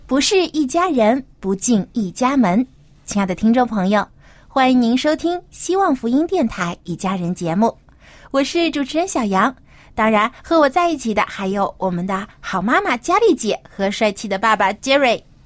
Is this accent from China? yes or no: yes; China; 我们中国人